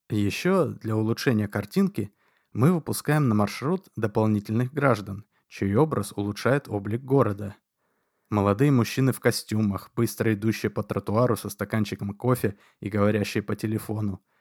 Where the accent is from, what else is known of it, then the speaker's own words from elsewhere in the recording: Moscow, Russia; я москвич. Коренной москвич из семи советских партийных функционеров.